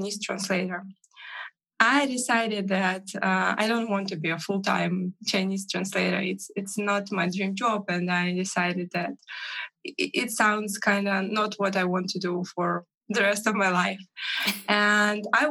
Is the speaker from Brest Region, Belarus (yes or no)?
no; Minsk, Belarus; from Minsk, Belarus